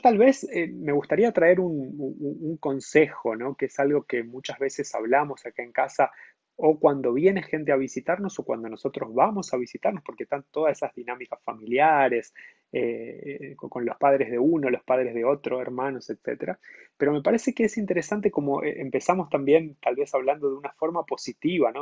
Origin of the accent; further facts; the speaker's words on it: Argentina; moved away as an adult; also born or lived in Montevideo, Uruguay; now in São Paulo, Brazil; yo nací en Argentina